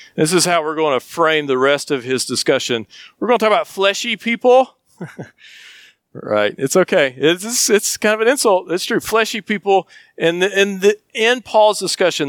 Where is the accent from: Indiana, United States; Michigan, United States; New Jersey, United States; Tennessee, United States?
Tennessee, United States; Flag Pond; I grew up in Flag Pond, and we used to grow tobacco